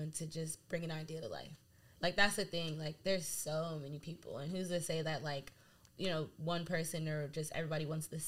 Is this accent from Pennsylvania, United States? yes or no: no; Delaware, United States; I'm from Delaware